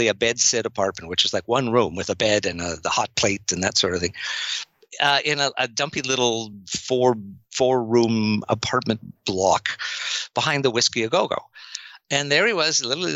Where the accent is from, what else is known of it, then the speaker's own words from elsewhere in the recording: Canada; I'm Canadian